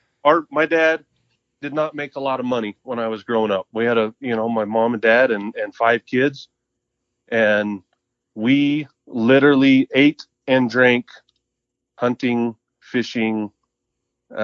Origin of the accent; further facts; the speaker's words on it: Mountain Home, Idaho, United States; also born or lived in Moscow, Idaho; I grew up in southwest Idaho. I grew up in Mountain Home. Born and raised in Mountain Home.